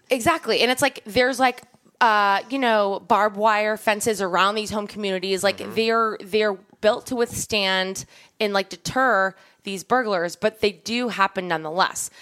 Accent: Long Island, New York, United States; the house I grew up in on Long Island

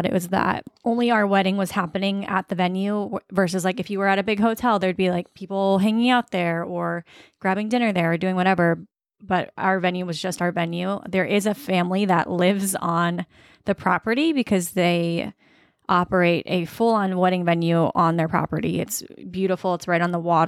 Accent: Virginia Beach, Virginia, United States; I'm from Virginia Beach

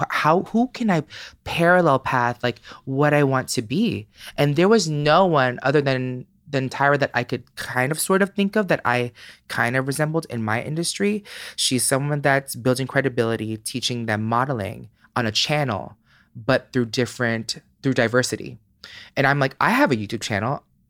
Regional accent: Philippines; Hell no. I'm Filipino. Like I had to do the shit behind their back.

